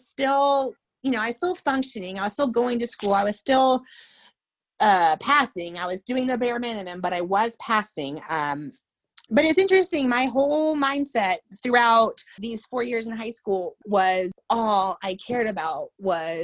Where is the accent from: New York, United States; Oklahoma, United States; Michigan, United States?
Oklahoma, United States; Tulsa; I grew up in Tulsa, Oklahoma.